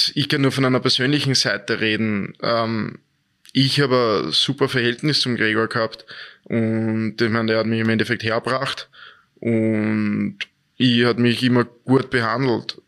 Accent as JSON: {"language": "German", "region": "Vienna", "country": "Austria", "tie": "born or raised there", "also_born_or_lived": "Dornbirn / Linz", "moved": "yes", "said": "war ich weg aus Österreich und bin auf einmal heimgekehrt und war dann in Wien, in meiner Heimatstadt wieder"}